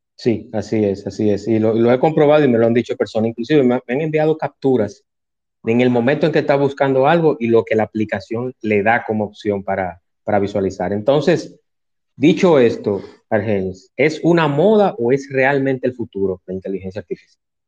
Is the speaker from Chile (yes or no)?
no; Dominican Republic; mi país, República Dominicana